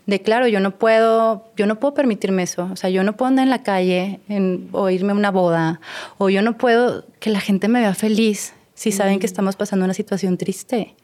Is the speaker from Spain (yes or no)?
no; Torreón, Coahuila, Mexico; moved away as an adult; also born or lived in Mexico City; now in Mazatlán, Mexico; yo no soy de Mazatlán, yo soy de Torreón. No tengo siete años viviendo en Mazatlán